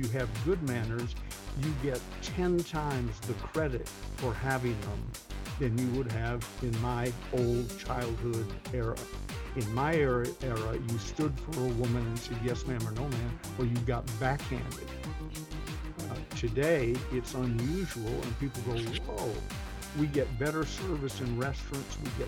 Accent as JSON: {"language": "English", "region": "the South", "country": "United States", "tie": "born or raised there", "said": "But I'm a Southern gentleman. I'm 78 years old. I was raised in the South by a Southerner, and plus my mother. But my dad was an old Alabamian."}